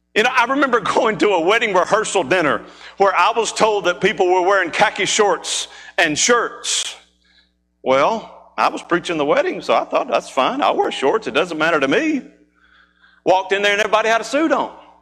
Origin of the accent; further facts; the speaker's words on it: Mississippi, United States; moved away; being from Mississippi, there are times that we go home. That's what I still call home